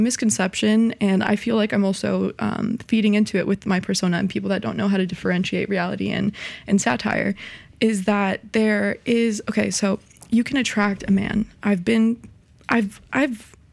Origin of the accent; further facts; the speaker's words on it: Miami, Florida, United States; I was born and raised in Miami, so I've seen it all my life